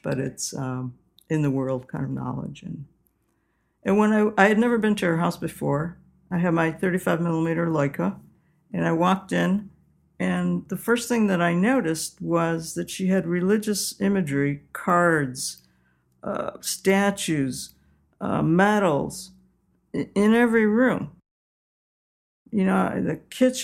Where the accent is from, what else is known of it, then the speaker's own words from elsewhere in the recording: Utica, New York, United States; moved away; I always went home to my hometown for Easter, Utica, New York